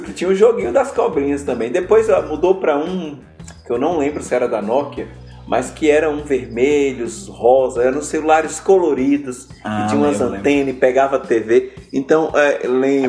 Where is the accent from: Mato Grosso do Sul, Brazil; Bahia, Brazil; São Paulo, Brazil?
Bahia, Brazil; Chapada Diamantina; Eu nasci na Chapada Diamantina